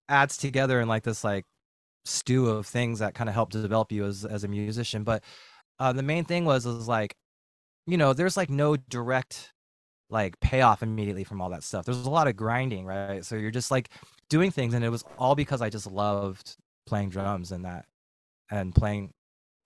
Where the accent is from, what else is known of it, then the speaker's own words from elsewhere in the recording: Bay Area, California, United States; moved away as an adult; also born or lived in San Jose; now in San Diego, United States; I grew up in the Bay Area.